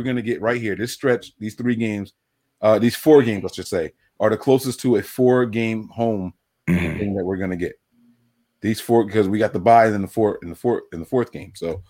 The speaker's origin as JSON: {"language": "English", "town": "Trenton", "region": "New Jersey", "country": "United States", "tie": "born or raised there", "also_born_or_lived": "Princeton / Plainsboro", "said": "I was born in Princeton, and I graduated from West Windsor, Plainsboro, which is Central Jersey. Yeah, there's a thing called Central Jersey. But I grew up in Trenton. So even though I lived in Trenton"}